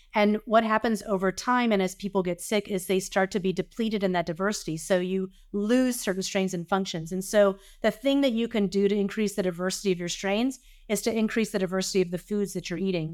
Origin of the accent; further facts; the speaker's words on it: the South, United States; I grew up in the South.